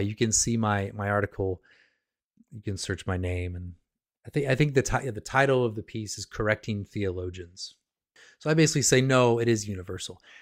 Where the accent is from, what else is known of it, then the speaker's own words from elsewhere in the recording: United States; I'm an American